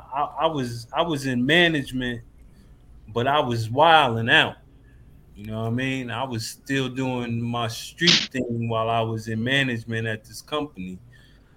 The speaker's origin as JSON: {"language": "English", "town": "Paterson", "region": "New Jersey", "country": "United States", "moved": "yes", "said": "I'm originally from Paterson, New Jersey. I'm not from Texas"}